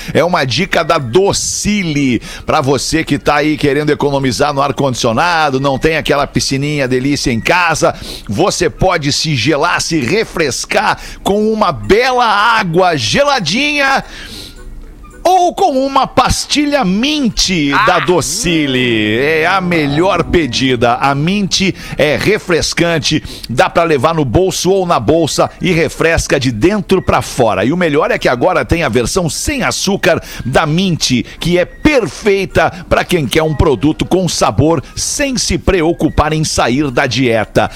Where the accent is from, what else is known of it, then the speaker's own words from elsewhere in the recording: Brazil; eu sou do Brasil, falo português